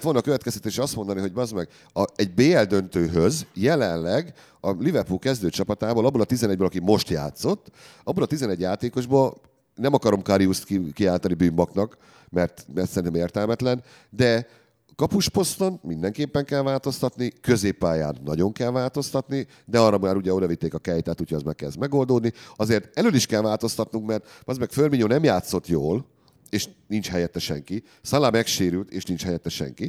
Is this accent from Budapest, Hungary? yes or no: no; Debrecen, Hajdú-Bihar, Hungary; Én debreceni vagyok, és Debrecen szurkoló volt.